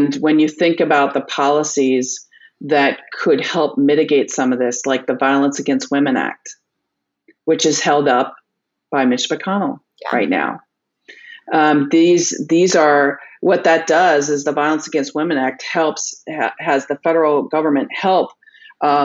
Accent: United States; I'm an American first

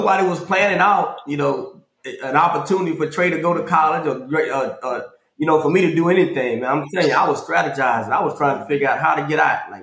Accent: Houston, Texas, United States; I grew up in Northside, Houston, Texas, Acres Home

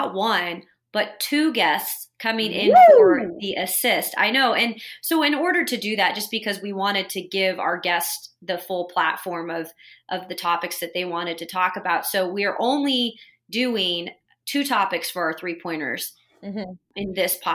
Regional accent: Spokane, Washington, United States; I'm from Spokane

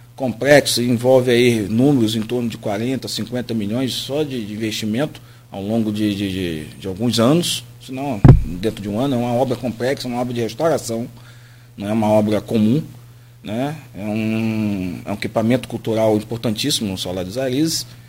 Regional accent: Campos dos Goytacazes, Rio de Janeiro, Brazil; eu sou campista, puxo, puxo no S, né? Sou daqui, sou daqui

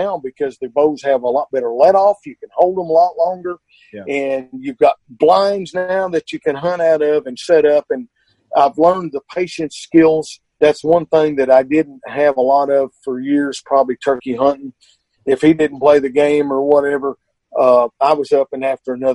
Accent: Arkansas, United States

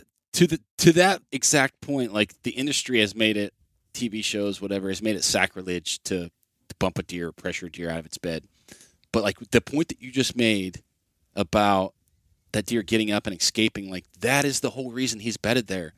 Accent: Ohio, United States; my home state of Ohio

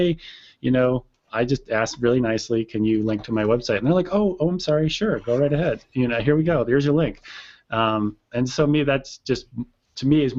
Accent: East Coast, United States; I grew up on the East Coast. I know who Crazy Eddie is.

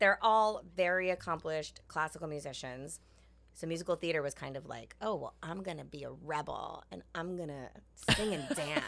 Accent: New York, United States; I'm from New York. I grew up, like, not even really knowing that I was Asian

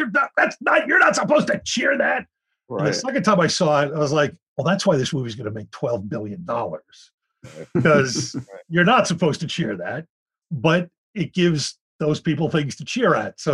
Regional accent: Philadelphia, Pennsylvania, United States; I grew up in Philly

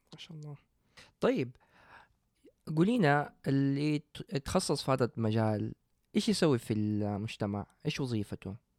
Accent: Saudi Arabia; عندنا في السعوديه

